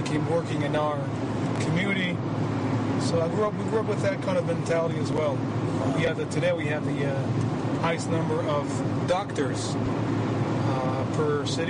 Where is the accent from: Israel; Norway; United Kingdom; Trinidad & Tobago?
Israel; Efrat; also born or lived in Safed; I moved, I grew up in the town community called Efrat, which is the southern part of Beit Lechem, Jerusalem. That's where actually I grew up. It's an Anglo-Saxon town.